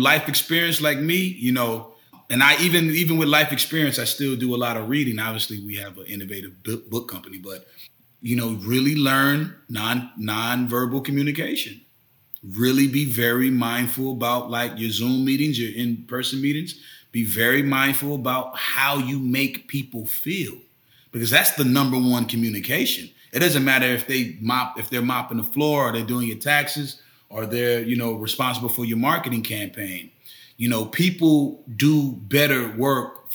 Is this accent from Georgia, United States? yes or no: no; Tampa, Florida, United States; moved away; I'm originally from Tampa, Florida